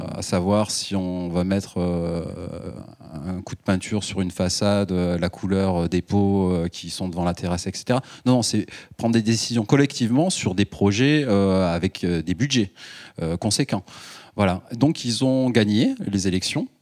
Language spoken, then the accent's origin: French; Ardèche, Auvergne-Rhône-Alpes, France; je viens d'Ardèche